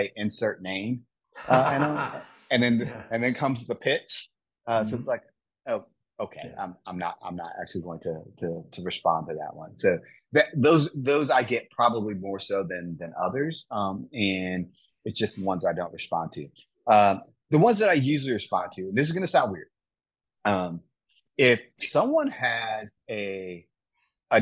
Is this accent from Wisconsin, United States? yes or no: yes; Wisconsin, United States; growing up in Wisconsin